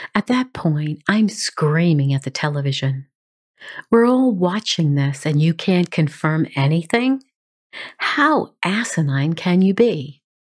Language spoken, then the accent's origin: English; New York City, New York, United States; I grew up in New York City, and I have a great affinity for that city